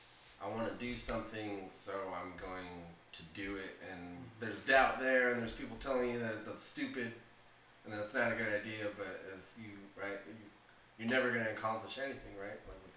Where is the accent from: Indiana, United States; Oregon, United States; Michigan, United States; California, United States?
California, United States; Santa Ana; also born or lived in Corona, California; I grew up out here in Santa Ana.